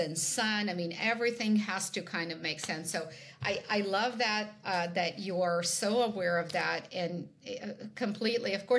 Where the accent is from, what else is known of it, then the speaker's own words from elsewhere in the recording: Ukraine; moved away; I am originally from Ukraine